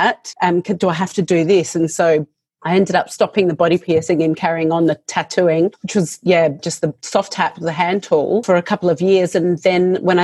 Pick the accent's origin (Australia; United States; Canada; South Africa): Australia; Adelaide, South Australia; moved away as an adult; now in Melbourne, Australia; I moved to Melbourne because I'm from Adelaide.